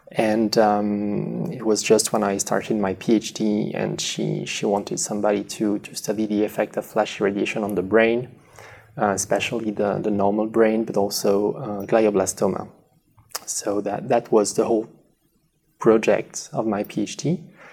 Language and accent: English; next to the Spanish border, southwest France, France; English is a second language; moved away as an adult; also born or lived in Paris, France / Lausanne, Switzerland; now in United States; I'm from France, originally in the southwest ne- next to the Spanish border.